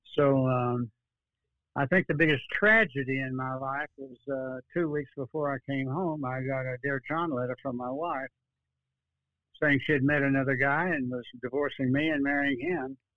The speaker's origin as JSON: {"language": "English", "town": "Dallas", "region": "Texas", "country": "United States", "tie": "born or raised there", "lives_now": "Austin, United States", "said": "born in Dallas, 1931"}